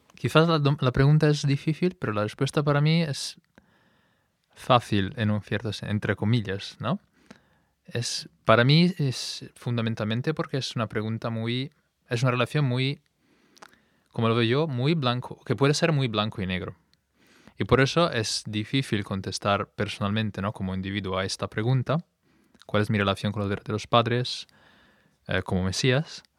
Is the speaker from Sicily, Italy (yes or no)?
no; Milan, Lombardy, Italy; Spanish is a second language; moved away as an adult; now in Spain; soy italiano, de hecho em, digamos, nuevo español, porque me he mudado aquí con mi mujer hace unos meses. Y antes venía de, Italia, de Milán.